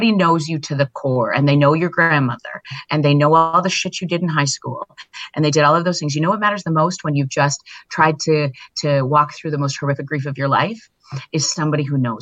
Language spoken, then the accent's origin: English; Viking, Alberta, Canada; I grew up in Viking, Alberta, Canada